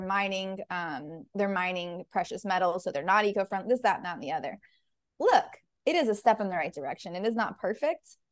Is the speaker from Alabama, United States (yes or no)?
no; Nashville, Tennessee, United States; also born or lived in Panama; I'm from Nashville, born and raised